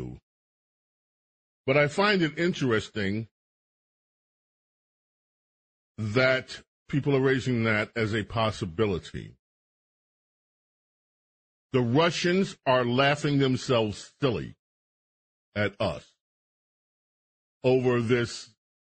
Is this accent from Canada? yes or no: no; United States; I'm American